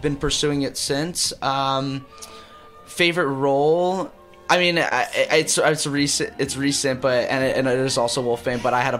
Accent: New Jersey, United States; moved away as an adult; also born or lived in Connecticut; I'm from New Jersey originally.

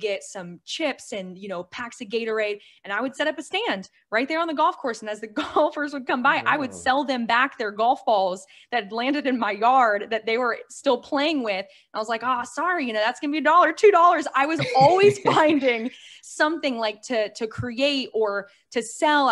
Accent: Ohio, United States; now in Tampa, United States; I was raised in Ohio though, and I moved to Florida about 10 years ago

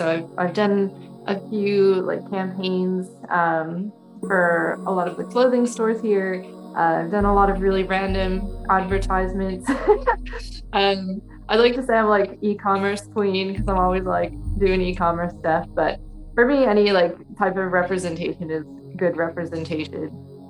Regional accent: Florida, United States; moved away as an adult; now in London, United Kingdom; I'm currently an American living in London.

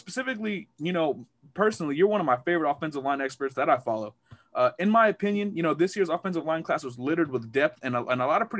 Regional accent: Austin, San Antonio area, Texas, United States; I'm from Austin, San Antonio area

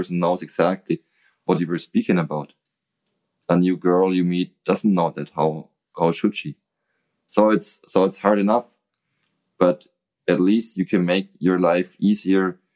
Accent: Nuremberg, Bavaria, Germany; English is a second language; I love Nuremberg. Mm. That's my hometown

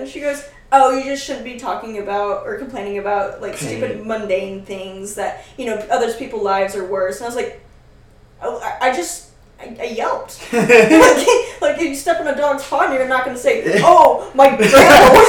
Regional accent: Northern California, United States; moved away as an adult; I'm glad I moved away from California for, like, Northern California anyways.

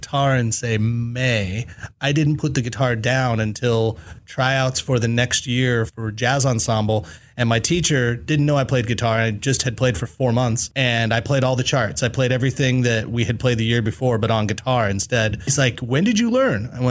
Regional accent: San Jose, California, United States; I'm from San Jose originally

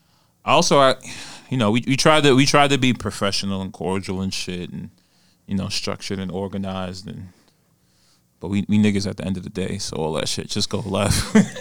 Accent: New York City, New York, United States; I'm hailing from Queens

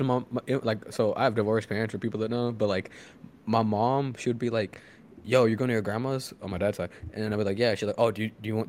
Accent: Houston, Texas, United States; moved away as an adult; also born or lived in Massachusetts; we're all from Houston

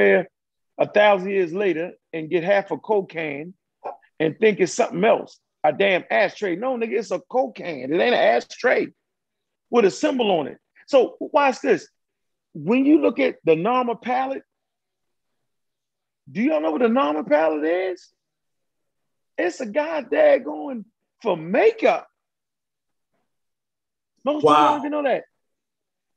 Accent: Baltimore, Maryland, United States; moved away as an adult; also born or lived in Georgia; I'm born and raised in Baltimore, Maryland

